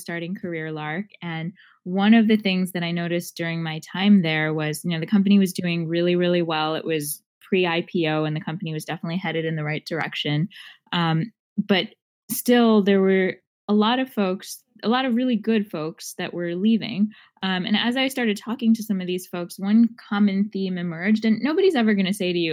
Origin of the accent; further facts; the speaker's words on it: Long Island, New York, United States; I grew up on Long Island, New York.